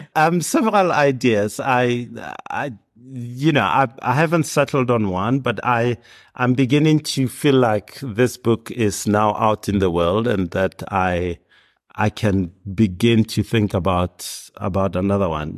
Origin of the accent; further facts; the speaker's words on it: Hammanskraal, Gauteng, South Africa; I grew up in Hermannskraal, which is north of Pretoria